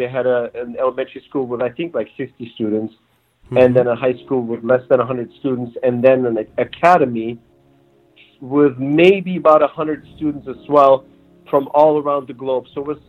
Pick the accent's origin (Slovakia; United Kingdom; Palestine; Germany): Germany; also born or lived in Turkey / New Mexico; now in Los Angeles, United States; So really, I grew up more in Germany and got to go through the German school system and spend family time and vacation time in Turkey